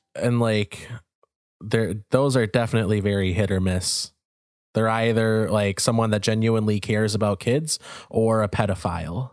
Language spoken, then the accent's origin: English; United States; our country was founded on the idea of fuck the royals